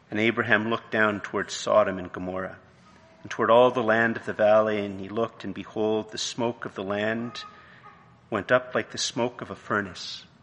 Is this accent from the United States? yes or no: no; Canada; I'm married, you know, I have a degree, I'm Canadian, you know